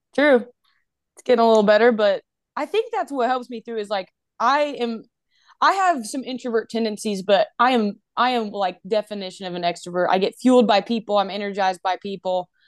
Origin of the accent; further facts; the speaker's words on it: Asheville, North Carolina, United States; moved away as an adult; also born or lived in Indiana; now in Alabama, United States; I am from Asheville, North Carolina.